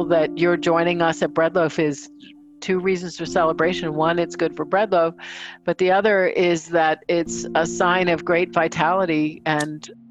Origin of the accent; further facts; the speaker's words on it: Danvers, Massachusetts, United States; I grew up in Danvers, Massachusetts, formerly known as Salem Village, and my folks were very engaged in local historical society.